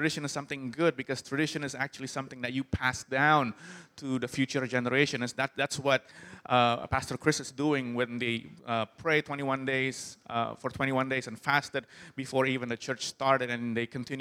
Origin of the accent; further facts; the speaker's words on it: Jakarta, Indonesia; I'm from Jakarta, and Jakarta's pretty crazy